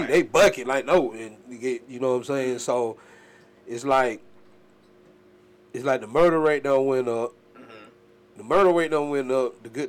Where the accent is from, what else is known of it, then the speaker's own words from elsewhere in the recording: Los Angeles, California, United States; now in Atlanta, United States; I was born in Los Angeles, California.